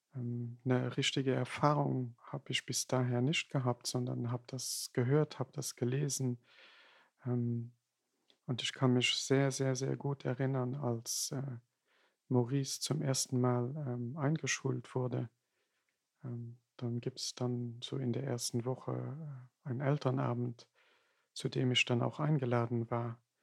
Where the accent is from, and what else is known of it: Luxembourg; German is a second language